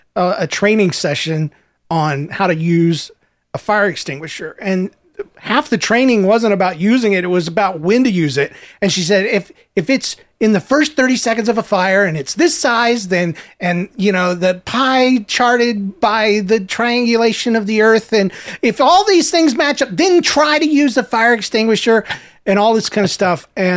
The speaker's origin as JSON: {"language": "English", "town": "Cape Cod", "region": "Massachusetts", "country": "United States", "said": "But anyway, I'm from Cape Cod, and we're doing hybrid learning."}